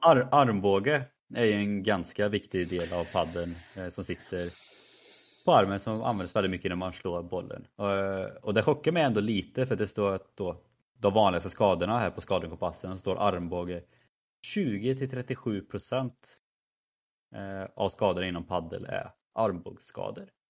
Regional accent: Värsås, Västra Götaland, Sweden; also born or lived in Skövde; min hemby Versos

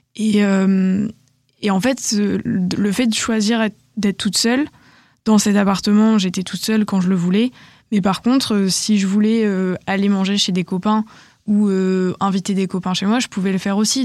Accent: Bordeaux, Nouvelle-Aquitaine, France; j'ai quand même fait ma terminale euh, chez moi, à Bordeaux, chez mon père

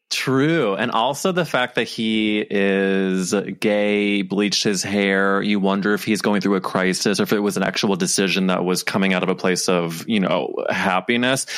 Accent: St. Louis, Missouri, United States; moved away; I'm from St. Louis where, you know, Andy's from. And so like my, my parents know his parents

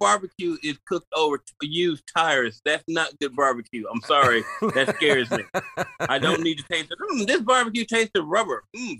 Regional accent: Memphis, Tennessee, United States; I'm from Memphis, man.

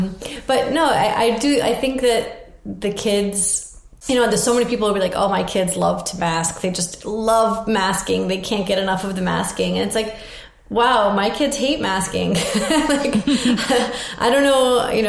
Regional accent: Russia; born there; I was born in Russia, but that was extremely rare.

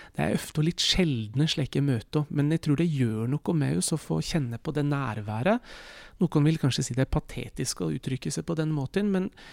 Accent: Norway

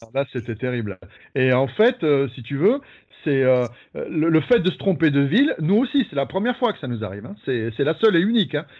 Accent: Tarbes, Occitania, France; je viens de Tarbes. J'ai grandi à Tarbes.

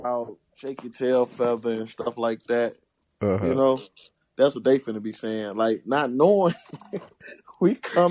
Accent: St. Louis, Missouri, United States; now in Atlanta, United States; I'm from St. Louis, Midwest.

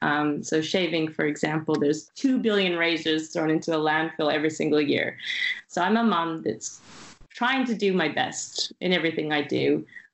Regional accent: France; now in Shanghai, China; I'm from France, but you know, Shanghai.

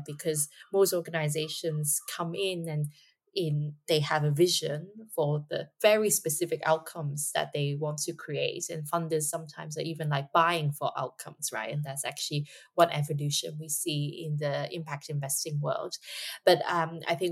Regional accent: Hong Kong; Hong Kong, of course, my hometown

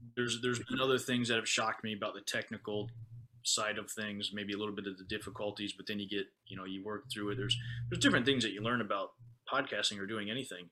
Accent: United States; now in Okinawa, Japan; as an American

